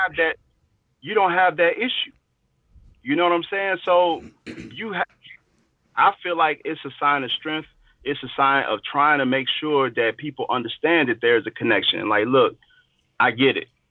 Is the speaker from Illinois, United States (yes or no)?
yes; Chicago, Illinois, United States; I'm from Chicago.